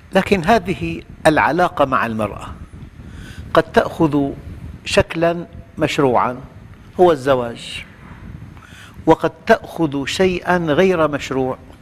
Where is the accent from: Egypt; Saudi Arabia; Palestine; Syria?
Syria; نحن في في نعمة كبيرة جداً في بلادنا